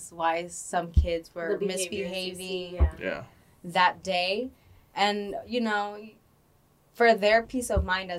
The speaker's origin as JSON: {"language": "English", "town": "Los Angeles", "region": "California", "country": "United States", "tie": "born or raised there", "said": "where I live growing up in the San Fernando Valley"}